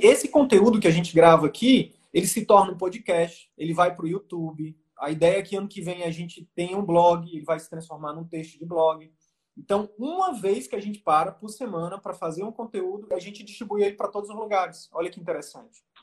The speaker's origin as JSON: {"language": "Portuguese", "region": "Northeast Region", "country": "Brazil", "said": "eu sou nordestino"}